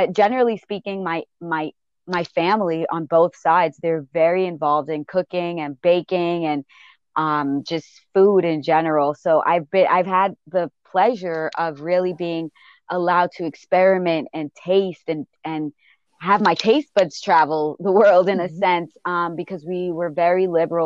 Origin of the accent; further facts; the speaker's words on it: Barbados; also born or lived in Bronx, New York; now in New York, United States; there where I really grew up and really learned about food and was really exposed to food